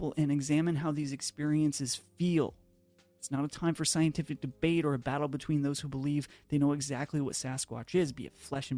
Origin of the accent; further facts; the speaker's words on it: Pacific Northwest, United States; Growing up in the Pacific Northwest